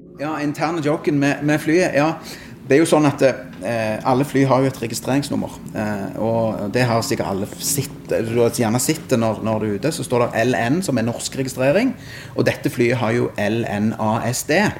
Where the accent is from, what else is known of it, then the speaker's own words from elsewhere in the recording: Sandnes, Rogaland, Norway; Jeg er fra Sandnes